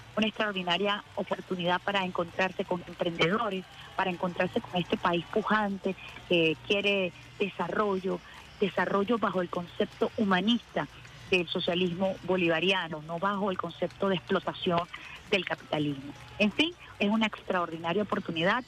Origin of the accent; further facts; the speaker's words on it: Venezuela; como pueblo venezolano